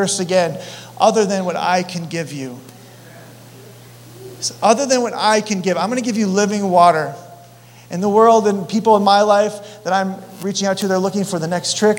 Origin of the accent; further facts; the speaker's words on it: Colorado, United States; I'm from Colorado